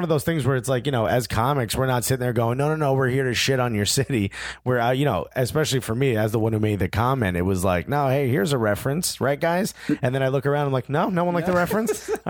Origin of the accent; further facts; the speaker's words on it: Newark, New Jersey, United States; I grew up in Newark, New Jersey, when it was the murder capital of the world, right.